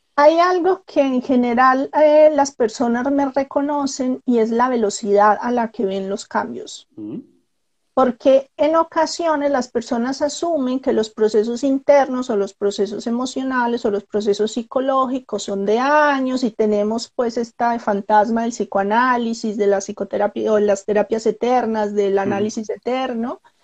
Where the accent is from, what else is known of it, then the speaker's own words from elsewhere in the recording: Colombia; moved away; Soy colombiana